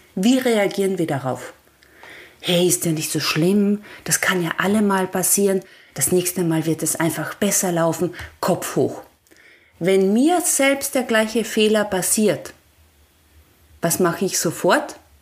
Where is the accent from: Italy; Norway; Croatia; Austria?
Austria; ich komme ja von einem Bergbauernhof in Österreich, so richtig von einem 1100 Meter Bergbauernhof